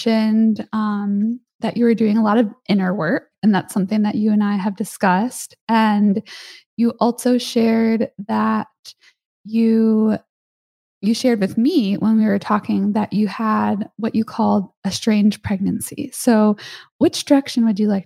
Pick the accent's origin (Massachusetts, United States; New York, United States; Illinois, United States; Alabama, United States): Illinois, United States; Chicago; now in California, United States; I'm from Chicago